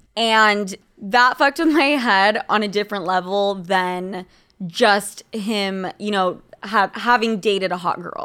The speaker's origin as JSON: {"language": "English", "region": "Utah", "country": "United States", "said": "I'm from fucking Utah."}